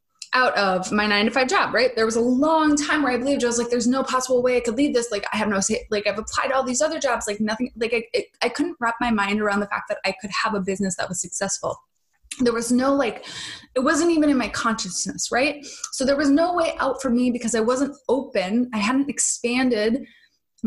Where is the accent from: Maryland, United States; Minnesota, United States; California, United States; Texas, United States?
Minnesota, United States; moved away; when I spend time back in Minnesota